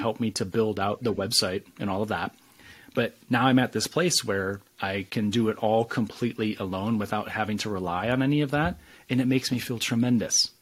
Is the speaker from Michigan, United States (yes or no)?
yes; West Michigan, United States; I started out in this small West Michigan town full of challenges, full of hardships, full of struggles